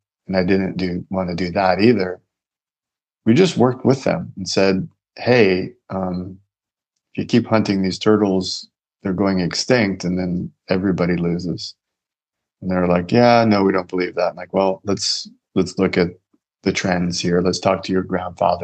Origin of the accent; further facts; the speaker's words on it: United States; I'm an American man with a lot of education